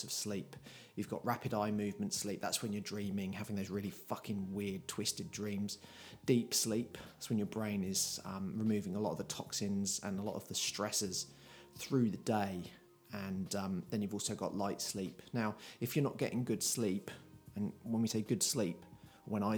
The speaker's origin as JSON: {"language": "English", "country": "United Kingdom", "said": "I'm very British"}